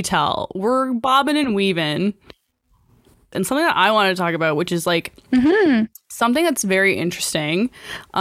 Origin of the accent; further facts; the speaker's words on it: Canada; we're Canadian